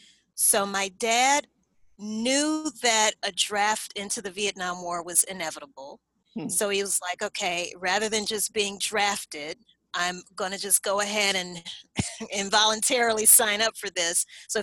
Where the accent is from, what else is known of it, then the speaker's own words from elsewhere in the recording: Baton Rouge, Louisiana, United States; I was born and raised in Baton Rouge, Louisiana.